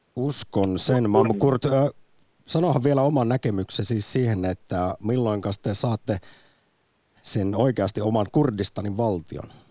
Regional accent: Jyväskylä, Central Finland, Finland; now in Helsinki, Finland; Jyväskylästä ponnista, mutta molemmat vanhempani ovat Karjalan evakkoja

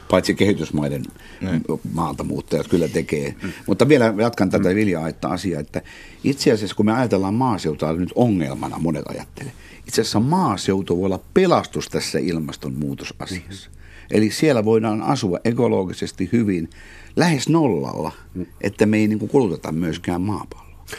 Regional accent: Oulu, North Ostrobothnia, Finland; now in Tampere, Finland; käynyt koulu-, Oulussa

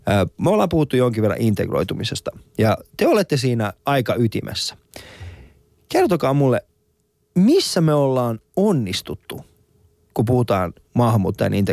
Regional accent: Finland; on sitten muuttanut vähän myöhemmin aikuisempana yeah. Suomeen, mutta me ollaan kasvettu, me ollaan pienenä oltu Suomessa, me ollaan nähty se kehitys

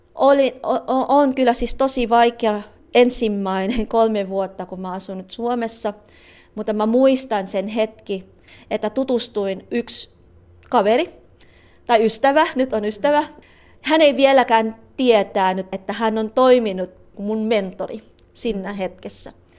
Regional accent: Cavite City, Calabarzon, Philippines; first language Tagalog; Finnish is a second language; moved away as an adult; now in Finland; pinanganak ako sa Cavite City, um, isang lugar na malapit lang sa Maynila.

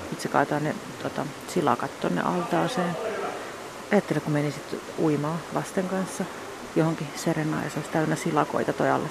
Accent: Järvenpää, Uusimaa, Finland; also born or lived in Lahti / Padasjoki; mä oon Järvenpäästä

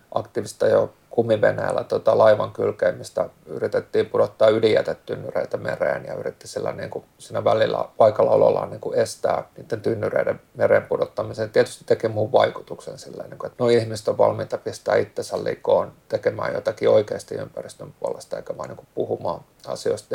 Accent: Helsinki, Uusimaa, Finland; born or raised there; also born or lived in Malmi, Helsinki

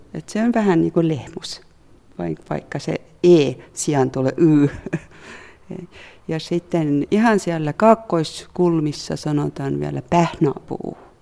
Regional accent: Southern Estonia, Estonia; Finnish is a second language; now in Helsinki, Finland; mä olen kotoisin sieltä Etelävirosta, jossa on paljon metsää ja olen vähän ollut sellainen lapsuudesta asti metsäihminen.

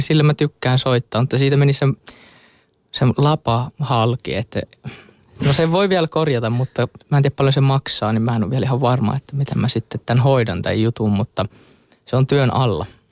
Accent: Hollola, Päijät-Häme, Finland; mä oon sieltä Hollolasta kotosin ja siellä tota, pyörin silloin nuoruudessani

